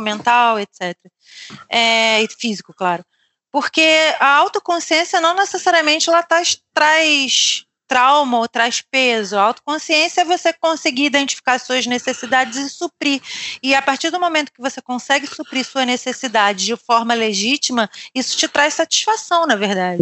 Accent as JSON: {"language": "Portuguese", "region": "Rio de Janeiro", "country": "Brazil", "moved": "as an adult", "lives_now": "Lisbon, Portugal", "said": "a gente é do Rio"}